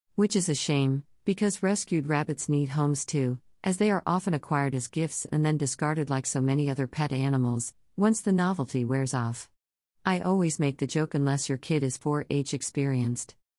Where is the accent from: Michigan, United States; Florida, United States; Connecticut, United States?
Florida, United States; I was living in increasingly conservative, intolerant Florida